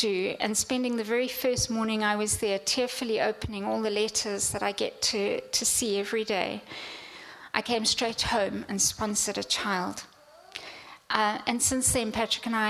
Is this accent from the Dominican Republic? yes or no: no; Zimbabwe; moved away; Growing up in Africa